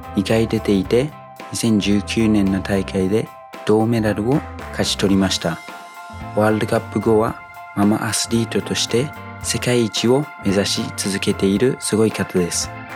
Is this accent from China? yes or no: no; New Zealand; Japanese is a second language; moved away as an adult; also born or lived in Yokohama, Japan; now in Japan; 僕の母国ニュージーランド